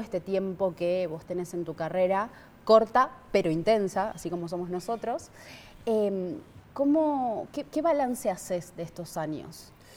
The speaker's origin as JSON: {"language": "Spanish", "country": "Argentina", "said": "Como argentina"}